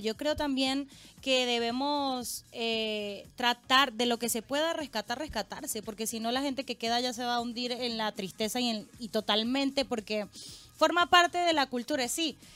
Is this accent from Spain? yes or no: no; Chile; porque en Chile nosotros en el invierno usamos lanillas